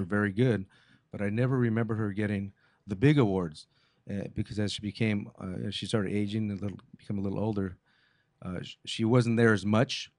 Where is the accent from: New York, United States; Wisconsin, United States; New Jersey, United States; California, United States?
California, United States; Montebello; first language English; I was born in Montebello, California, 1961.